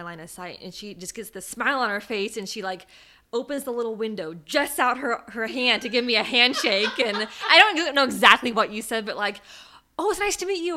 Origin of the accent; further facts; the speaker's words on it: West Coast, United States; moved away as an adult; now in East Coast, United States; I'm from the West Coast. We don't have tornadoes there